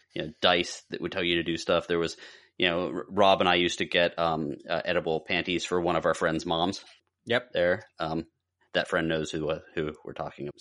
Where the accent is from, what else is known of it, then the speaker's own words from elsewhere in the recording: Pittsburgh, Pennsylvania, United States; when I grew up in Pittsburgh